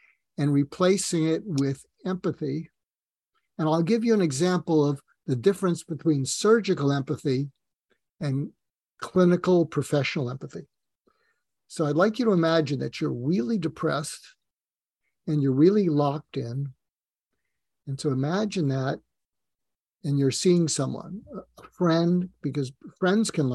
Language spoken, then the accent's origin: English; just outside of Boston, Massachusetts, United States; moved away as an adult; I grew up just outside of Boston.